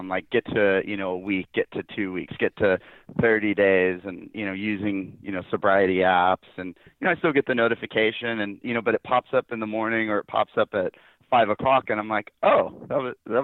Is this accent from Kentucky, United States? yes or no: no; Northern California, United States; also born or lived in San Francisco; now in Sacramento, United States; I'm from Northern California